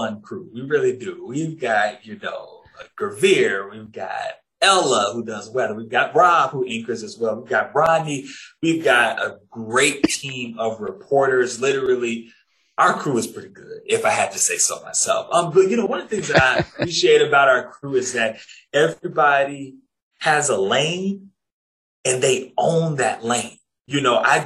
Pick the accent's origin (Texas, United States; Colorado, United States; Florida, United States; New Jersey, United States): Florida, United States; Jacksonville; moved away as an adult; I was at the NBC and ABC station in Jacksonville, Florida. It happened to be my hometown. That also happened to be the station that I grew up watching